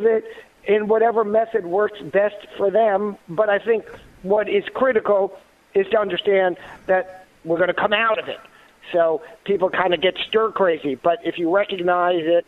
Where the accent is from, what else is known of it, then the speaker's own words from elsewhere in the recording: New York, United States; moved away; born in New York, I guess I still can call myself a New Yorker